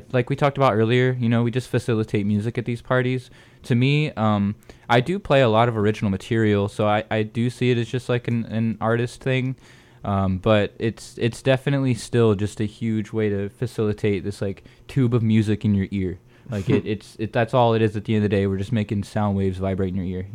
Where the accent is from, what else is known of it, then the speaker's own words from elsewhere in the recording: northwest Florida, United States; I'm from Florida, the northwest region